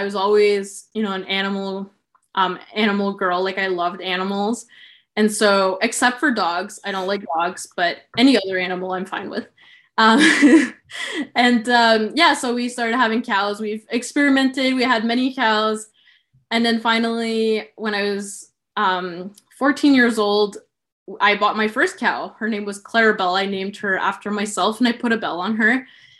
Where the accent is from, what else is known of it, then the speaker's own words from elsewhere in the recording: Sudbury, Ontario, Canada; So I was born in Sudbury, Ontario, which is, I would say, like 4 hours from Toronto, 4 hours from Ottawa.